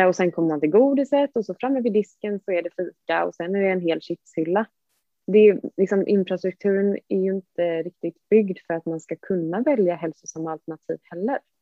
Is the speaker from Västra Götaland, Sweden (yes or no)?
yes; Gothenburg, Västra Götaland, Sweden; moved away as an adult; now in Stockholm, Sweden; jag är från Göteborg